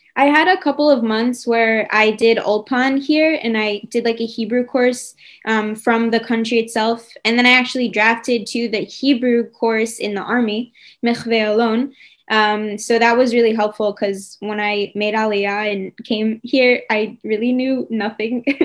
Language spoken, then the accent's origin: English; New York, United States; now in Israel; I'm from New York